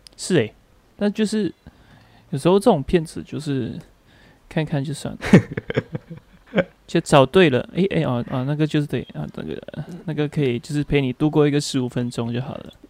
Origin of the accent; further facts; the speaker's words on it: Malaysia; 我的老家就是新村